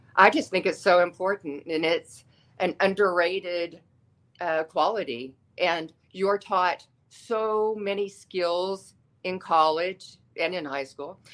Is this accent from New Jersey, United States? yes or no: no; Austin, Texas, United States; moved away; also born or lived in Los Angeles, California; I grew up in Austin, Texas, which is full of the arts